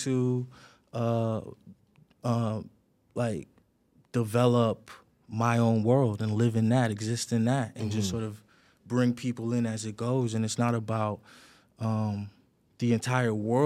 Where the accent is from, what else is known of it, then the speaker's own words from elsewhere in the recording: Toronto, Ontario, Canada; I was born in Toronto, but I was raised in the East End